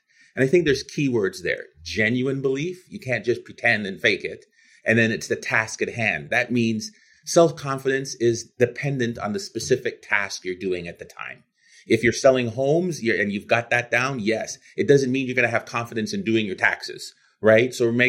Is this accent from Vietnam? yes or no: no; Canada; also born or lived in Guyana; Yeah, I was born in Guyana, South America, and like many Caribbeaners, my family emigrated to Canada. I grew up a gym rat, a jock, played every sport imaginable, athlete of the year of my high school